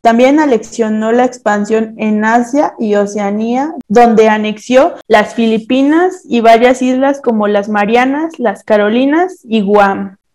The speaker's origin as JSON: {"language": "Spanish", "region": "Mexico City", "country": "Mexico", "said": "soy de la Ciudad de México"}